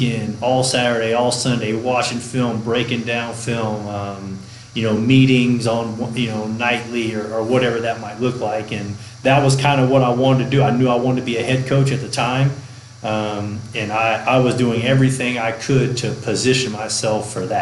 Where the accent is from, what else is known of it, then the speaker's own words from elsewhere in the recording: East Texas, United States; I grew up in East Texas